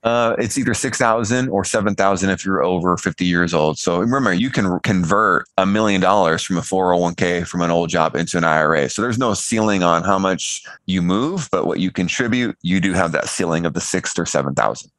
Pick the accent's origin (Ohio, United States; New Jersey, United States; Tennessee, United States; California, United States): California, United States; I came from California and grew up middle of the road